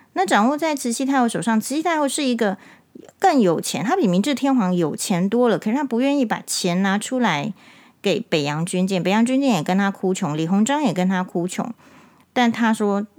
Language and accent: Chinese; Taiwan; 我们台湾人习惯